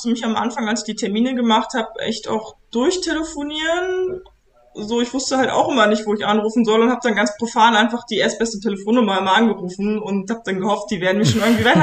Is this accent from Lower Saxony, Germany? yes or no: yes; Papenburg, Lower Saxony, Germany; Papenburg im Emsland.